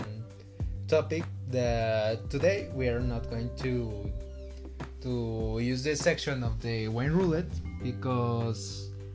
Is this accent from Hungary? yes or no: no; Aguascalientes, Mexico; I am from Mexico. Specifically Aguascalientes